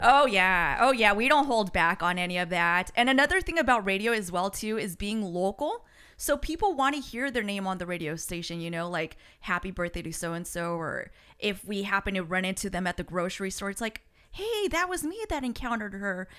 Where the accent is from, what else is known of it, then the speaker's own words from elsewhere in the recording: United States; first language Spanish; English is a second language; me and my brother Frank were the only ones born here in the States.